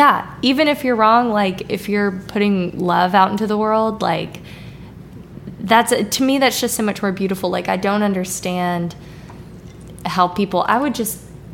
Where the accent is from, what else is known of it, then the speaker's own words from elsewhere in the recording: Hattiesburg, Mississippi, United States; accent: standard Midwestern; You know, I'm from here. I'm from Hattiesburg. But my accent, I would say, is pretty, like, standard Midwestern for the most part.